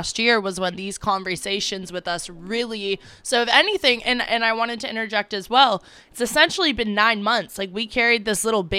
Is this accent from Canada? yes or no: no; La Honda, California, United States; moved away; also born or lived in Half Moon Bay; while I did grow up and go to school in Half Moon Bay, like, I was raised in La Honda